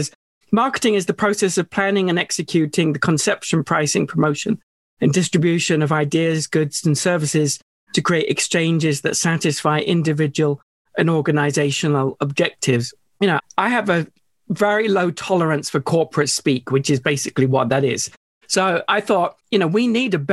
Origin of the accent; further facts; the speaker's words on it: United Kingdom; a young British school kid. I mean, I'm still British, of course